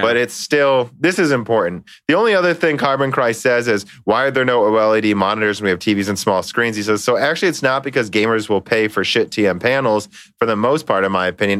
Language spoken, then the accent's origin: English; Minnesota, United States; we're from Minnesota